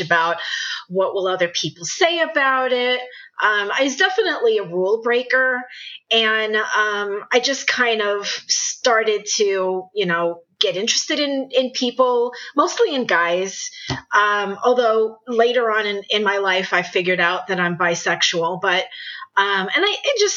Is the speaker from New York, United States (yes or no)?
yes; New York City, New York, United States; moved away as an adult; also born or lived in Northeast United States; I'm originally from New York City. I have had a very interesting and rich life, and I've lived throughout the Northeast. But I did start out and lived in New York City for most of my life